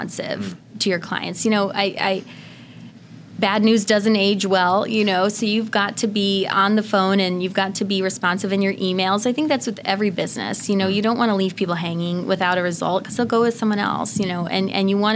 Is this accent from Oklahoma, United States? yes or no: no; Indiana, United States; now in Illinois, United States; my home state of Indiana